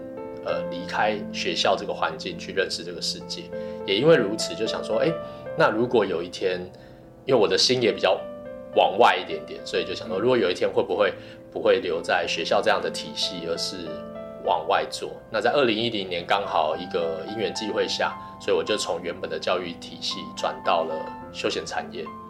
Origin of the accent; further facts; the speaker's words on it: Taipei, Taiwan; also born or lived in Hamaxing, Kaohsiung / Hsinchu / Hualien; 因为以前我只认识台北嘛，我在台北长大，那所以我我然后我在花莲念书，